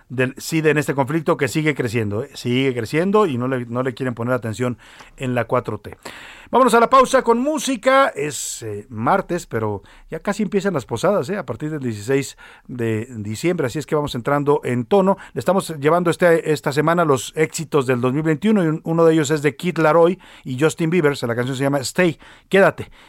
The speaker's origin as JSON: {"language": "Spanish", "region": "Jalisco", "country": "Mexico", "moved": "yes", "lives_now": "Mexico City, Mexico", "said": "cuando yo llegué acá a la Ciudad de México, por allá los años 94, eh, me, me hacían mucha burla, me decían, ¿eres jalisciense o jalisquillo? Yo siempre decía, jalisciense mucha honra"}